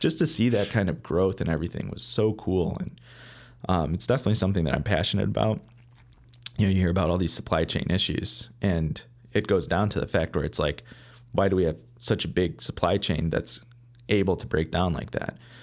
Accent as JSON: {"language": "English", "town": "Beverly Hills", "region": "Michigan", "country": "United States", "tie": "born or raised there", "moved": "yes", "lives_now": "Chicago, United States", "said": "I grew up, uh, in a, a small town called Beverly Hills"}